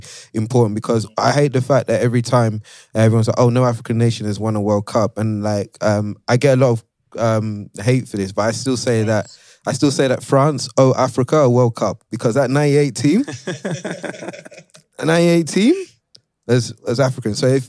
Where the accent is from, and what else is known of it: London, United Kingdom; born or raised there; also born or lived in Nigeria (ancestry)